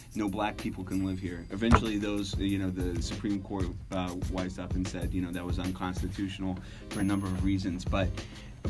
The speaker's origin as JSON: {"language": "English", "town": "Atlanta", "region": "Georgia", "country": "United States", "tie": "born or raised there", "said": "Atlanta's always, my hometown, is always blown up"}